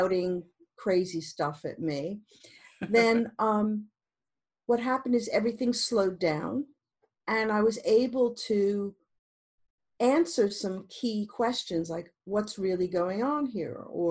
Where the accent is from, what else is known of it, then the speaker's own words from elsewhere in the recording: New York, United States; moved away as an adult; also born or lived in Montreal, Canada; now in London, United Kingdom; I was born in New York